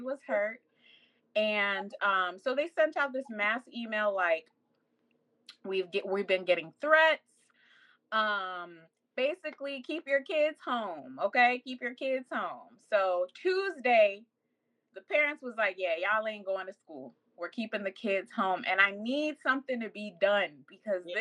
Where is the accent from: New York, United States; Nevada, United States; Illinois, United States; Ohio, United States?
Nevada, United States; I've been in school here since elementary